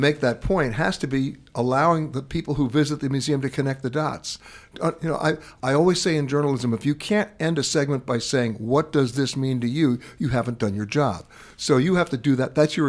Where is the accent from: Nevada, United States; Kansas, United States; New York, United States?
New York, United States; also born or lived in Madison, Wisconsin; I grew up in New York.